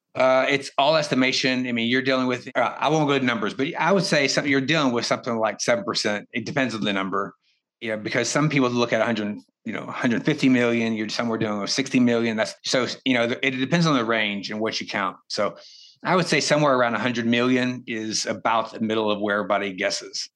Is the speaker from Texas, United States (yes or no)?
yes; East Texas, United States; moved away as an adult; also born or lived in China; I grew up in East Texas, a poor family